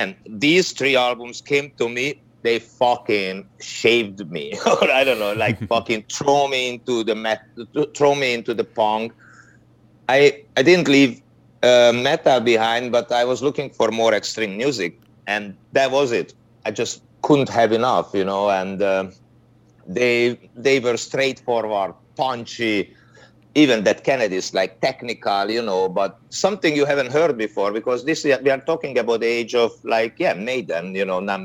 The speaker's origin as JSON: {"language": "English", "country": "Hungary", "tie": "born or raised there", "second_language": "English", "said": "I'm from Hungary. We were in a communist country"}